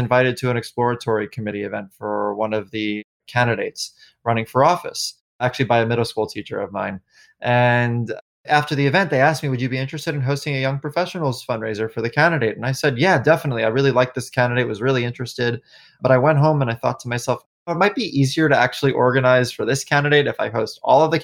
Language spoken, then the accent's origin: English; New York City, New York, United States; moved away; moving back to New York, my hometown